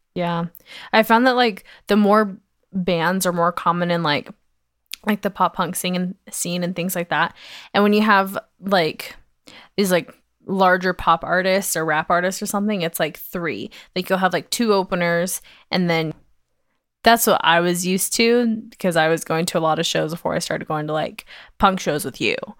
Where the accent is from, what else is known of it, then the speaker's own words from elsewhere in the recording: Georgia, United States; now in Utah, United States; I grew up in Georgia